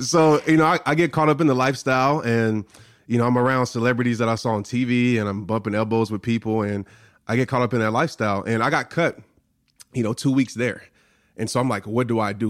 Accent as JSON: {"language": "English", "town": "New Orleans", "region": "Louisiana", "country": "United States", "tie": "born or raised there", "said": "growing up in New Orleans, I stayed across the street from a Saints player"}